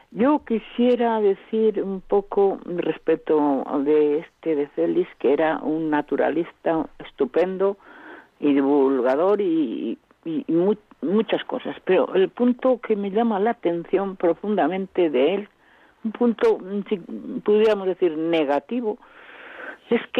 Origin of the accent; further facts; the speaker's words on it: Burgos, Castile and León, Spain; yo soy de Burgos.